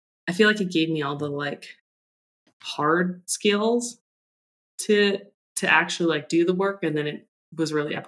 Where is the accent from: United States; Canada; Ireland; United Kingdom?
Canada; British Columbia; I grew up in British Columbia